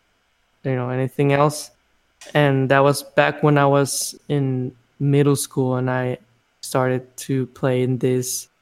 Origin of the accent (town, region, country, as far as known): Mexico; born or raised there; moved away as an adult; now in United States